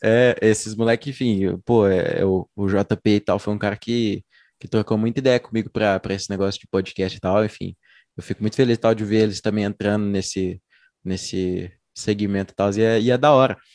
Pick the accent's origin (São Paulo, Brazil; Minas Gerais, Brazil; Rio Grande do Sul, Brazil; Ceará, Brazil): Minas Gerais, Brazil; Uberlândia; sou uberlandense